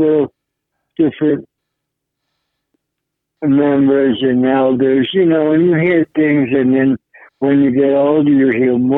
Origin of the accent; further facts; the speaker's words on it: New York City, New York, United States; I grew up in Manhattan